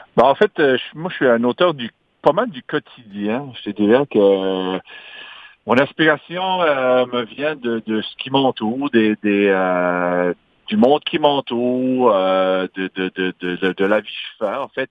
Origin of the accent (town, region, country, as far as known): Magdalen Islands, Quebec, Canada; accent: Madelinot